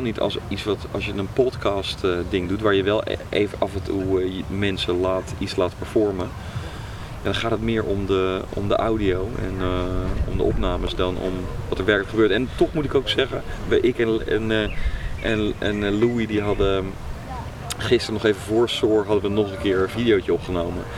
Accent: Netherlands; ik ben ook gewoon Nederlander

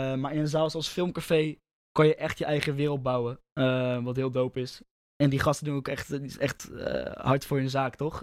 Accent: Rotterdam, South Holland, Netherlands; ik kom uit Roffa

